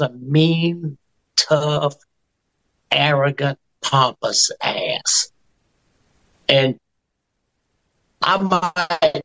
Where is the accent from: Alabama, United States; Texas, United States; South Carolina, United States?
South Carolina, United States; I'm from South Carolina